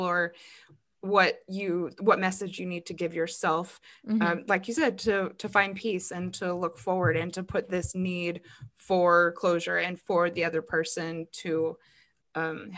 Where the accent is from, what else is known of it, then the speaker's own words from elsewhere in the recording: Arizona, United States; I'm from Arizona